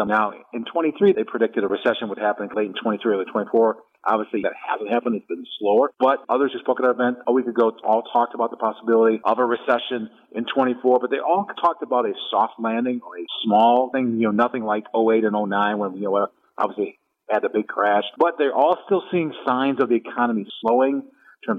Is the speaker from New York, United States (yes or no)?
no; Brown Deer, Wisconsin, United States; I grew up in Brown Deer